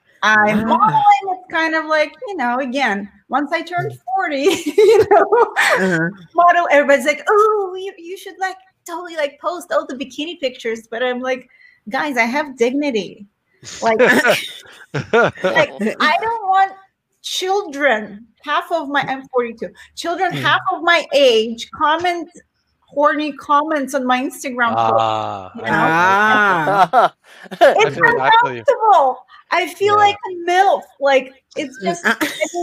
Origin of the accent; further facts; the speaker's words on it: Nizhny Novgorod, Nizhny Novgorod Oblast, Russia; English is a second language; moved away as an adult; now in United States; I entered the very first competition beauty contest in my hometown. It was Miss Nizhny Novgorod